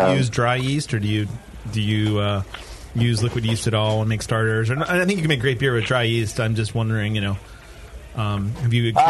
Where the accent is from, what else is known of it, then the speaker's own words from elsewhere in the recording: Pittsburgh, Pennsylvania, United States; moved away; I grew up in Pittsburgh